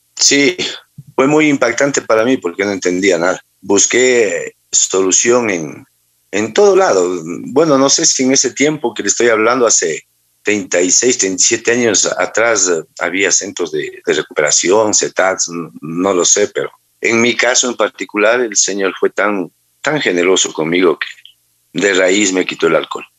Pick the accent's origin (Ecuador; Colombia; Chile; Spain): Ecuador; Manta, Manabí; yo soy de nacido en Manta, eh, la mayor parte de mi vida la viví aquí.